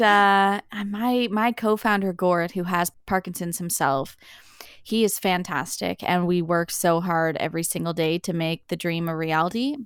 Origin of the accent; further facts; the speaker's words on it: Summerside, Prince Edward Island, Canada; moved away as an adult; also born or lived in Nova Scotia; now in Newfoundland, Canada; I grew up in Summerside, P E I, a typical lifestyle.